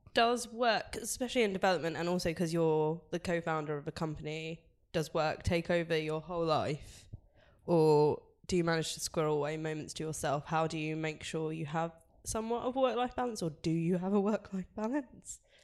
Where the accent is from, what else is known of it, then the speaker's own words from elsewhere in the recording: London, United Kingdom; We're both from Manor Park and we made it to Mayfair.